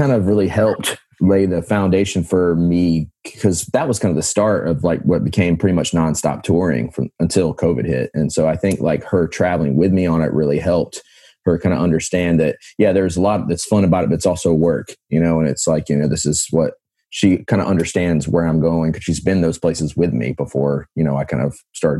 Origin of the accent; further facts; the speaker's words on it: the Carolinas, United States; Man, I'm from the Carolinas, so I got my start kind of, that was one of the places I would email.